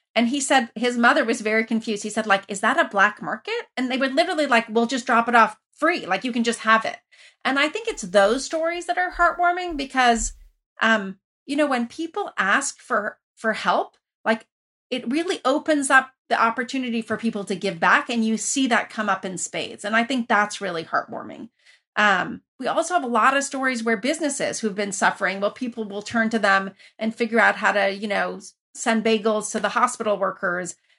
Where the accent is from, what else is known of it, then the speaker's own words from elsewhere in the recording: Iran; also born or lived in Lafayette, California, United States; now in United States; I grew up originally in Iran where you were connected to everybody